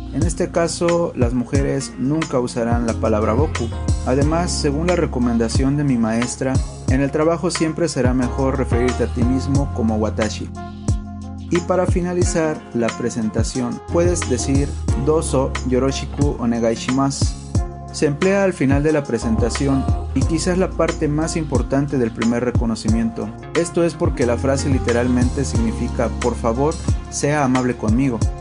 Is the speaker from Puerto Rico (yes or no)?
no; Mexico; first language Spanish; now in Japan; Yo soy de México